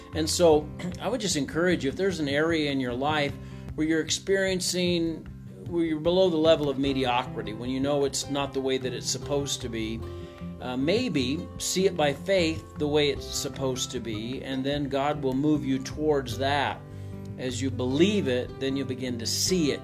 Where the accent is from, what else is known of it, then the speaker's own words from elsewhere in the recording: Missouri, United States; I'm from Missouri